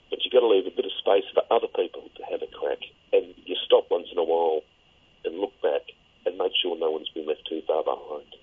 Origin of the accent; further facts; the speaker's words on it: Brisbane, Queensland, Australia; I grew up in Brisbane